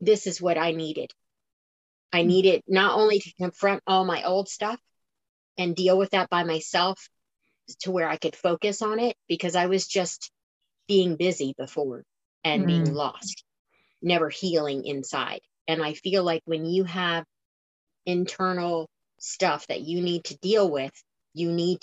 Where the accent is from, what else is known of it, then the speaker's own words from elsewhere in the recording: Florida, United States; I'm from Florida, so flatland